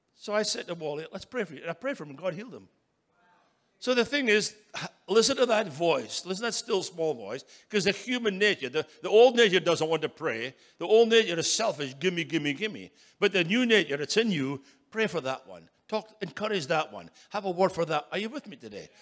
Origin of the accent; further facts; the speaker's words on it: Scotland, United Kingdom; moved away as an adult; now in United States; I was brought up in Scotland